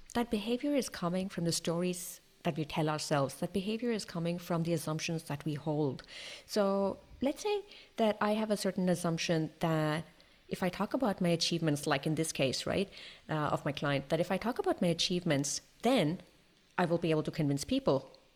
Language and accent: English; India; now in Toulouse, France; I'm Indian. I live in France, in Toulouse, in the southwest of France.